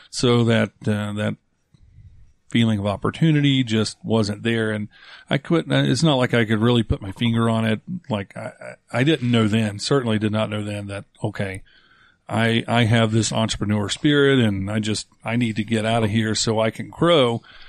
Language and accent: English; North Carolina, United States; I grew up in North Carolina